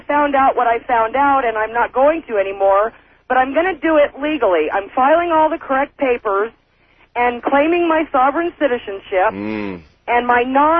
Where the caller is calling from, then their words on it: Oregon, United States; I'm calling you from Eastern Oregon.